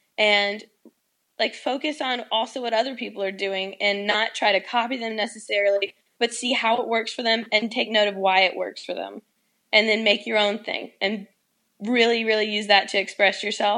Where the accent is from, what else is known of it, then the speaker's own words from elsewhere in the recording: the South, United States; It's …, because I'm from the South, and people call me